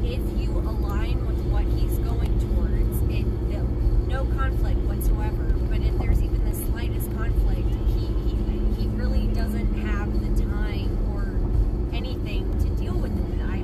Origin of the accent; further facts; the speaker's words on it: Atlanta, Georgia, United States; Really? I didn't know that, mm-hmm. and I'm from Atlanta.